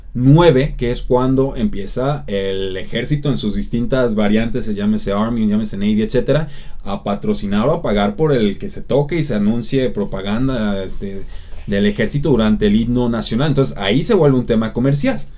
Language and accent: Spanish; Mexico; podemos verlo nosotros como mexicanos